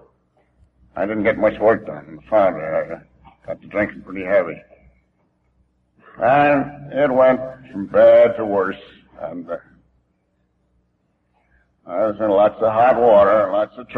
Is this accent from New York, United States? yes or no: yes; Albany, New York, United States; moved away as an adult; I was born and raised in Albany, New York